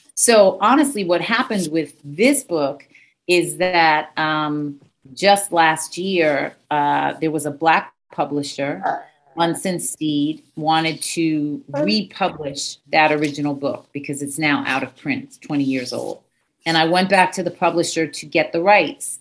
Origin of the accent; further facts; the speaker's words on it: New York, United States; I was from New York